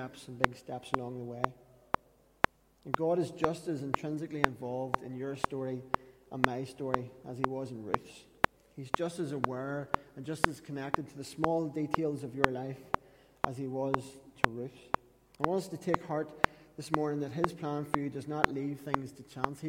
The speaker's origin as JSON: {"language": "English", "town": "Katesbridge", "region": "Northern Ireland", "country": "United Kingdom", "said": "That's literally where we're from."}